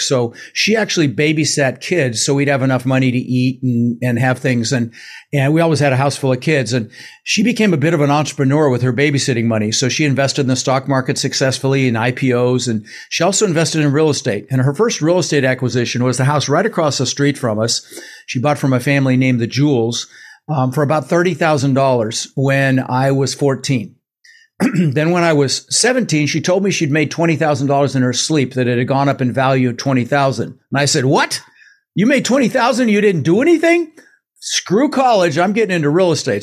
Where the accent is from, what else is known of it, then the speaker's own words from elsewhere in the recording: Denver, Colorado, United States; English is a second language; also born or lived in Netherlands; I was born in the Netherlands and and so we immigrated in 1966. Uh, we ended up in Denver, Colorado, in the States